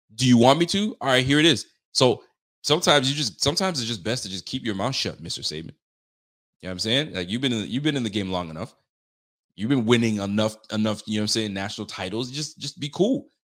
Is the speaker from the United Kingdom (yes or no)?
no; Canada; I'm Canadian